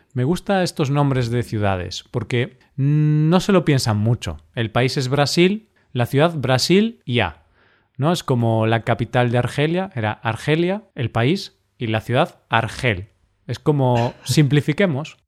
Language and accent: Spanish; Galicia, Spain; yo, como soy de Galicia